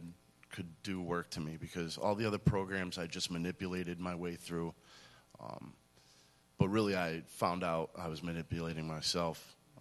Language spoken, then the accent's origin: English; Massachusetts, United States; also born or lived in Scotland; I'm 34 years old. I'm from Western Massachusetts. Where I was born in Scotland. My father was in the Navy. Came back to the United States when I was around two.